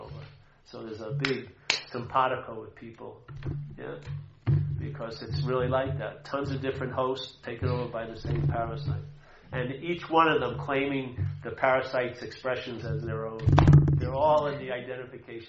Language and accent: English; Long Island, New York, United States; moved away; also born or lived in New Hampshire; I grew up in Long Island